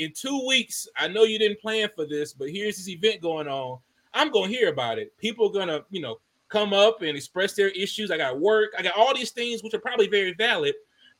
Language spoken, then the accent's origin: English; Greenville, Mississippi, United States; born there; So I was born in Greenville, Mississippi.